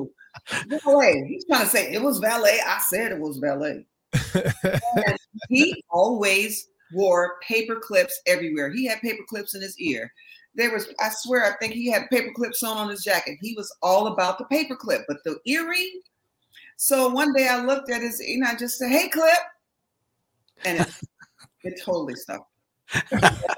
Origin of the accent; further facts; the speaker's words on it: Berkeley, California, United States; I'm from Berkeley, all right? So my roots are very, you know, hippie, very avant-garde